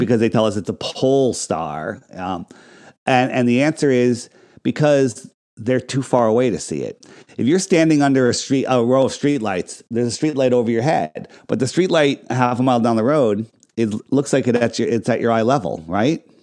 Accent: Fairfield County, Connecticut, United States; I grew up in Fairfield County, right? Right? Right in the, you know, right outside of New York City

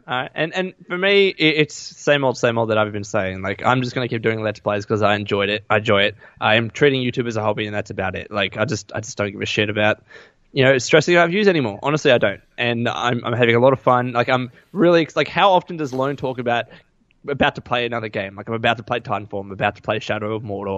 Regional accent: Australia; accent: Aussie; my Aussie accent

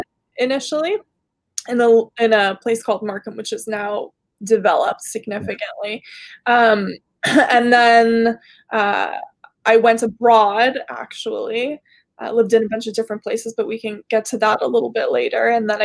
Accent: Kuwait; born there; Okay, so I was born in Kuwait. It's a little country in the Middle East that's next to Iraq.

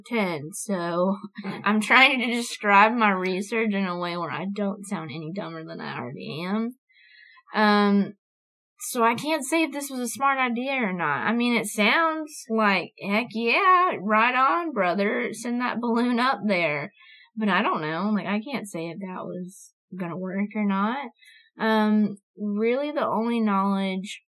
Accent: Eglin, Florida, United States; now in Bossier City, United States; Eglin, which is my hometown

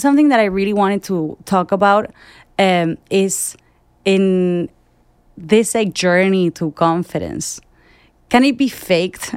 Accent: Argentina; I work in advertising, I'm from Argentina

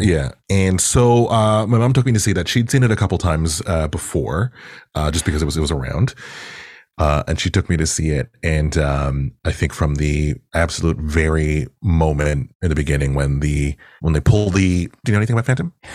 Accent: Toronto, Ontario, Canada; also born or lived in Pickering; I grew up in Agent Court in particular

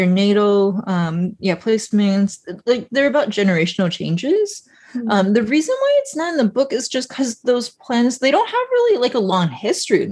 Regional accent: Iowa, United States; also born or lived in China; I grew up in an Asian church in the Midwest

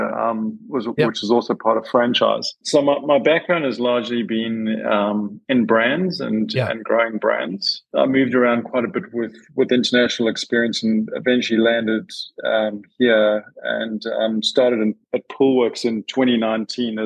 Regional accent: South Africa; moved away as an adult; now in Australia; Born and bred in South Africa, but I've been in Australia now for 14 years and have naturalized as an Australian

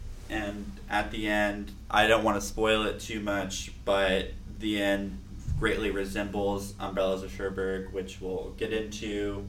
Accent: Los Angeles, California, United States; I'm from Los Angeles.

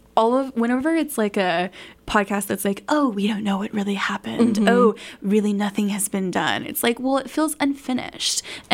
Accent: Los Angeles, California, United States; accent: LA accent; moved away; I'm from LA originally. So, you know, I've got that good old LA accent coming in here over the radio waves.

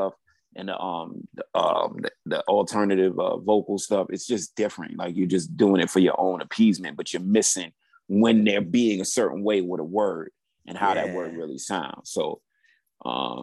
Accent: New York City, New York, United States; I grew up in New York City, Brooklyn

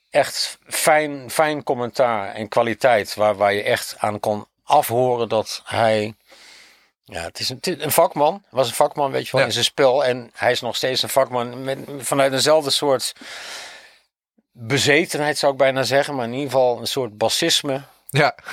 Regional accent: Winterswijk, Gelderland, Netherlands; ik kom daar ook vandaan.

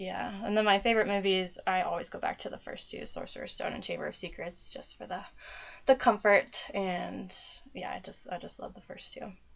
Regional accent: Dayton, Ohio, United States; I'm from Dayton, Ohio. Um, I've lived here uh, all my life mostly.

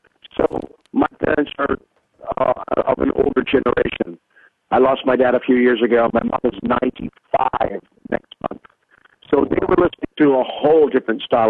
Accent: Canada; being Canadian

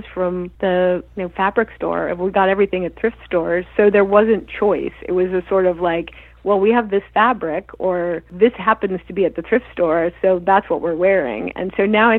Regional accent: Albuquerque, New Mexico, United States; moved away as an adult; also born or lived in Los Angeles; I grew up in Tinkertown

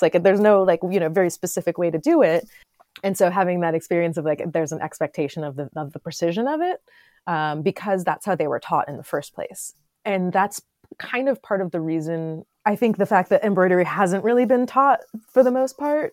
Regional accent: Florida, United States; also born or lived in Los Angeles / New York (upstate); now in Upstate New York, United States; I grew up in Florida. I lived in Los Angeles for ten years.

